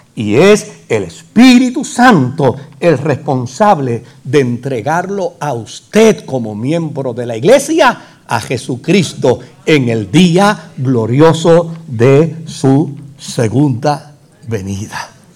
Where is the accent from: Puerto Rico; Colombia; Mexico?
Puerto Rico; El jíbaro nuestro